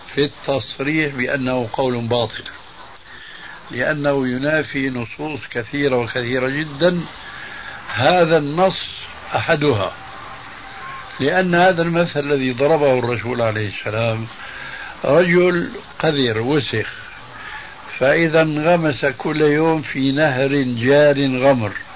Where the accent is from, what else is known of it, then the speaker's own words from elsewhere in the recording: Syria; عندنا في سوريا